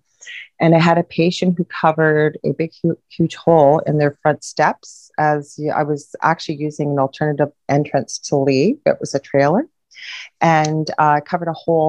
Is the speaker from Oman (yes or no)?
no; Canada; I'm a Canadian